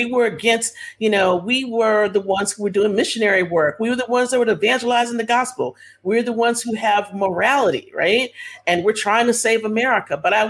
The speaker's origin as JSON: {"language": "English", "region": "Texas", "country": "United States", "said": "I'm from Texas"}